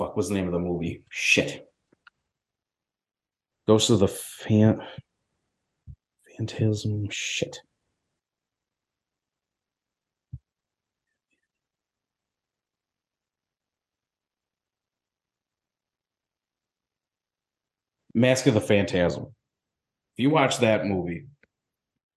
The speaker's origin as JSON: {"language": "English", "area": "Southtowns", "region": "Western New York", "country": "United States", "said": "I'm from the South Towns part of Western New York"}